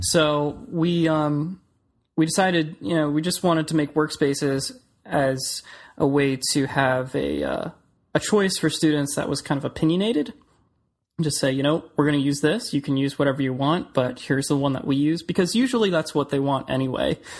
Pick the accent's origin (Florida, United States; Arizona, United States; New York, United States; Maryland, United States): Florida, United States; Clearwater; also born or lived in Orlando; I grew up in Clearwater, which is in the Tampa Bay area, and I came over to Orlando to go to school.